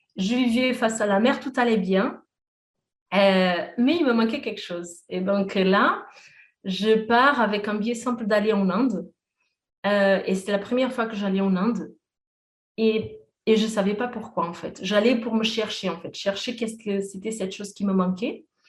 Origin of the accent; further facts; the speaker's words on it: Portugal; moved away; j'ai fait mes études au Portugal, je suis portugaise